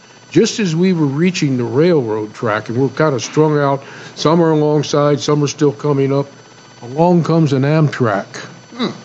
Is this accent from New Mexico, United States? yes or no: yes; Ruidoso, New Mexico, United States; I grew up in Ruidoso, New Mexico